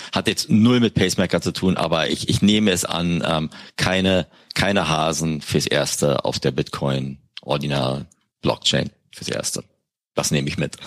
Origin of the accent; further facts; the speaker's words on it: Berlin, Germany; ich bin ja Berliner